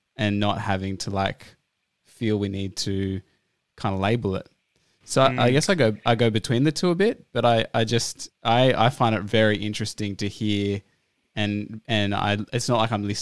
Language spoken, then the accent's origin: English; Australia; first language English; English is my first language and I was born in Australia.